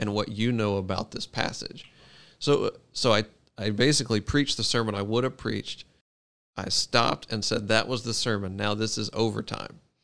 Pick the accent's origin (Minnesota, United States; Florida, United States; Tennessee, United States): Tennessee, United States; Memphis; moved away as an adult; now in Davidson, United States; I grew up at Hope in Memphis.